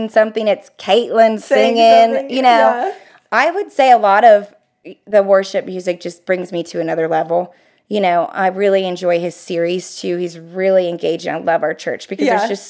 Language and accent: English; Ohio, United States; moved away as an adult; now in Florida, United States; I'm from Ohio. All my family's in Ohio